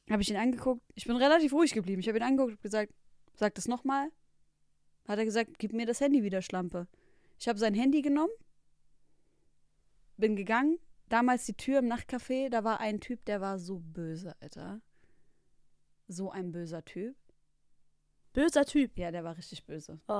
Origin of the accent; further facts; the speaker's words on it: Darmstadt, Hesse, Germany; Oh, das hatten wir bei uns in Darmstadt auch.